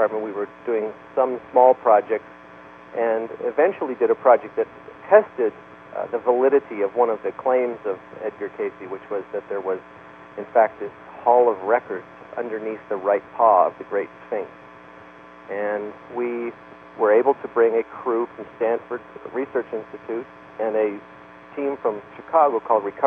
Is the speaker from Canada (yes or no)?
yes; Canada; moved away; I'm Canadian by birth